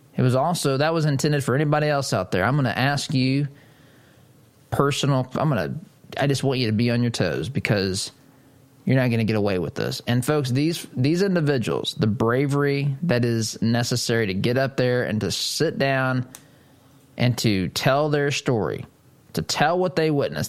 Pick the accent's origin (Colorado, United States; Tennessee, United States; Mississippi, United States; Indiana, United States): Indiana, United States; Monrovia; I'm from Monrovia